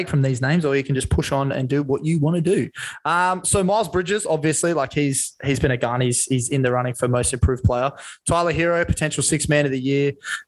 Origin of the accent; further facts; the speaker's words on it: Australia; I'll just play because I'm from Australia.